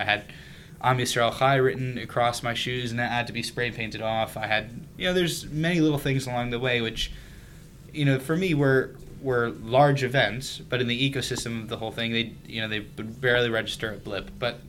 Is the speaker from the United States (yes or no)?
yes; Brookline, Massachusetts, United States; also born or lived in Israel; I grew up in Brookline.